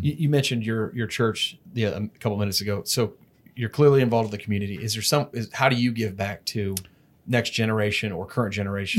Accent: Dallas, Texas, United States; moved away as an adult; now in Houston, United States; I'm from Dallas

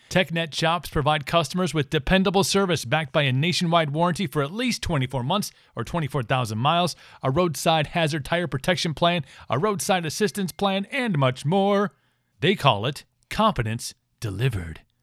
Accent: United States; also born or lived in Ireland; as an American

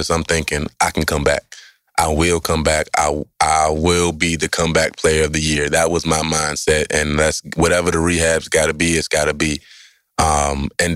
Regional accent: Maryland, United States; born and raised in Maryland and went to Bishop McNamara High School

